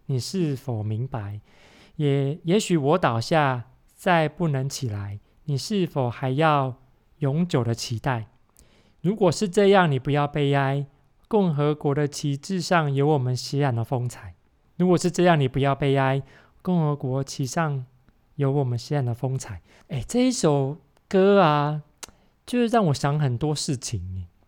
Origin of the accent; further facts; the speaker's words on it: Taiwan; 我小时候在台湾听的